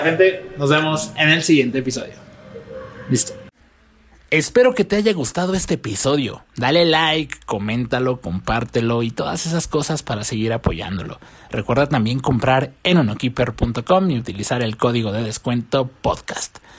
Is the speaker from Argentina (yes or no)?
no; Mexico; Yo soy mexicano, obviamente, y yo crecí viéndolo